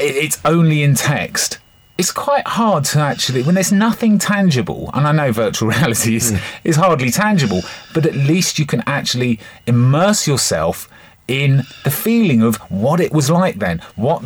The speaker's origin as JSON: {"language": "English", "town": "Bournemouth", "region": "South West England", "country": "United Kingdom", "tie": "born or raised there", "said": "growing up in Bournemouth"}